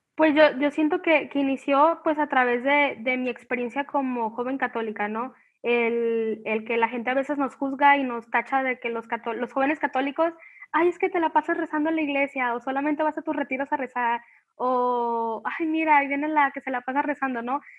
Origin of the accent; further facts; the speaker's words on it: Colima, Mexico; soy de Colima